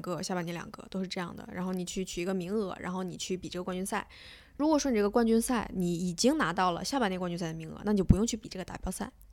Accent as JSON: {"language": "Chinese", "region": "Tianjin", "country": "China", "tie": "born or raised there", "said": "我小时候在天津练"}